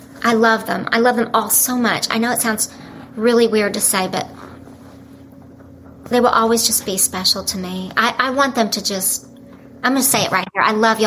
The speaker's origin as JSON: {"language": "English", "region": "Oklahoma", "country": "United States", "tie": "born or raised there", "also_born_or_lived": "Dallas", "said": "I grew up in Oklahoma"}